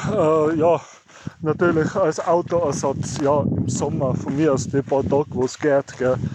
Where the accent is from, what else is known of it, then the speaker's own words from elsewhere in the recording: Innsbruck, Tyrol, Austria; ich bin auch Innsbrucker. Inzwischen jetzt zwar aus Innsbruck ausgezogen, aufs Land